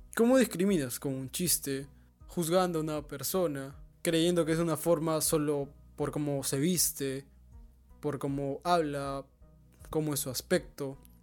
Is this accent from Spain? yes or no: no; Peru; Somos peruanos